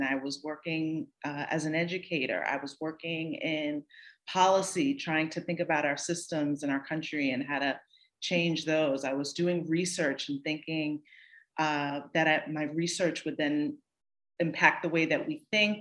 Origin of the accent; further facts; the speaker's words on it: Northern New Jersey, United States; also born or lived in New York City; I was born in New York City, raised in Northern New Jersey, and then returned to New York City